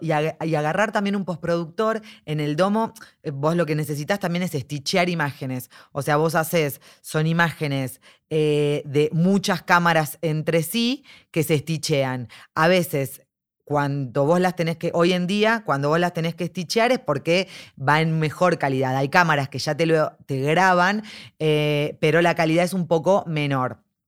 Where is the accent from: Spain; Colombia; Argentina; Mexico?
Argentina; nosotros como argentinos